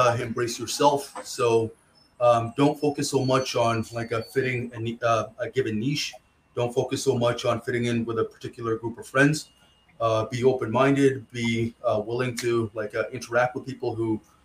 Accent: Rockland, Ontario, Canada; also born or lived in Ottawa; I grew up in Ottawa here. There's a small city called Rockland.

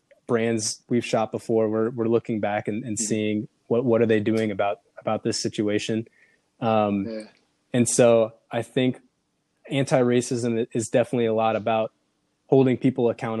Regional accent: Minneapolis, Minnesota, United States; moved away as an adult; now in Portland, United States; I came from Minneapolis, Minnesota. Minneapolis is very diverse. Where I grew up and sort of where I went to high school was not extremely diverse.

